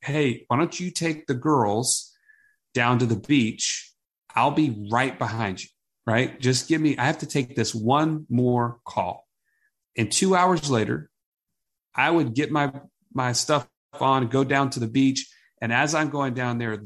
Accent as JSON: {"language": "English", "region": "Southeast", "country": "United States", "tie": "born or raised there", "lives_now": "Birmingham, United States", "said": "I grew up all in the Southeast"}